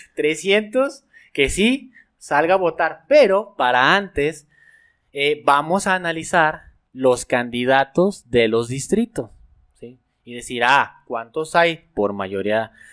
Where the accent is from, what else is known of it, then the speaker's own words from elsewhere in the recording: Aguascalientes, Mexico; Nosotros somos de Aguascalientes